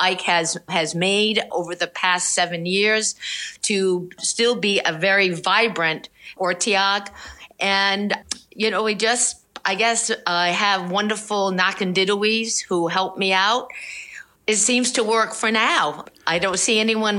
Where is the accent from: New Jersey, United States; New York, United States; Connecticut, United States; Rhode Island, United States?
Rhode Island, United States; moved away as an adult; also born or lived in Providence, Rhode Island; now in California, United States; I lived in Rhode Island my whole life until I was married